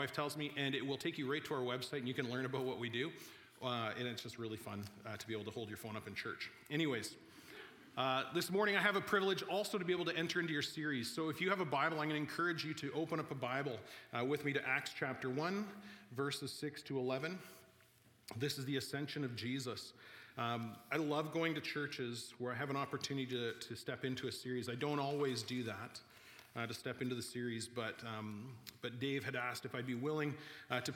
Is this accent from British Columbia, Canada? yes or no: yes; Vernon, British Columbia, Canada; I'm from Vernon in the Okanagan